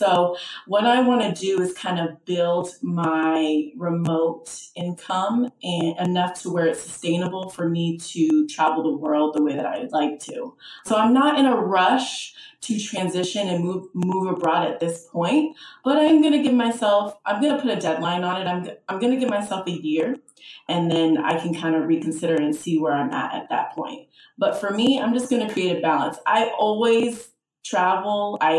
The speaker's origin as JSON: {"language": "English", "town": "West Palm Beach", "region": "Florida", "country": "United States", "said": "I mean, Atlanta, I'm from South Florida, West Palm Beach, Seattle, Los Angeles."}